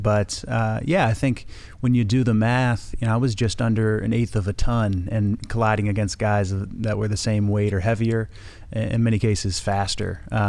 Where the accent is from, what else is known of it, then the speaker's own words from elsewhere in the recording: Dayton, Ohio, United States; also born or lived in Bay Area / Atlanta; now in Los Angeles, United States; growing up in Dayton, Ohio, the surf isn't too good